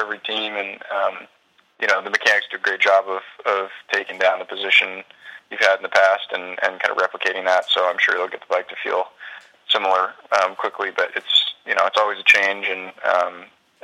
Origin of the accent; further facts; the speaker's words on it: United States; I'm still American